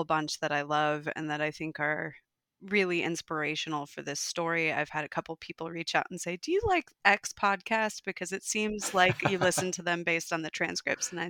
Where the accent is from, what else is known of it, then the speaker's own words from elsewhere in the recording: Minnesota, United States; accent: Minnesota; moved away as an adult; also born or lived in North Dakota; now in Melbourne, Australia; I was born and raised in Minnesota, brief interlude in North Dakota when I was a baby